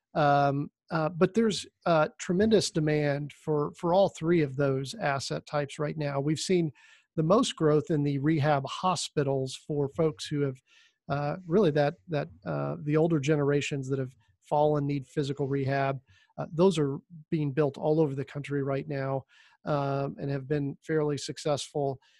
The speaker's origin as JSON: {"language": "English", "region": "Indiana", "country": "United States", "tie": "born or raised there", "also_born_or_lived": "Miami", "said": "I ended up coming back to Indiana, which is my, my home state"}